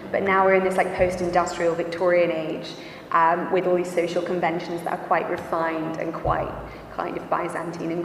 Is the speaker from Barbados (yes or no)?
no; England, United Kingdom; I'm quite English